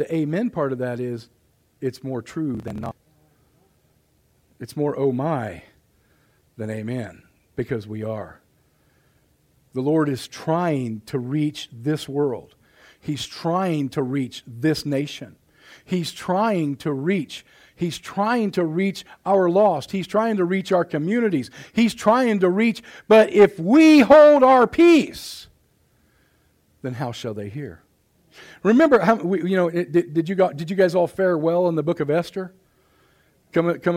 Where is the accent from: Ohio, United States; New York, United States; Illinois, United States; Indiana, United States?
Indiana, United States; Mississinewa and Salamonie Reservoirs; I grew up down around the Mississinewall and Salamone Reservoir